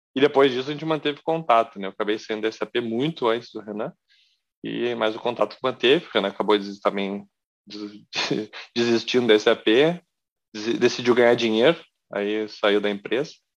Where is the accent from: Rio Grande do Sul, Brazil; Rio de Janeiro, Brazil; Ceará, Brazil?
Rio Grande do Sul, Brazil; Porto Alegre; moved away; Eu sou gaúcho, de Porto Alegre